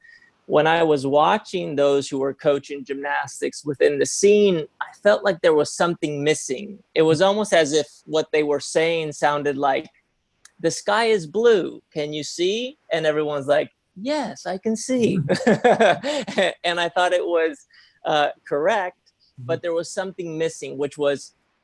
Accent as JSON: {"language": "English", "country": "Spain", "moved": "yes", "lives_now": "United States", "said": "when I came to the US, I came from Spain"}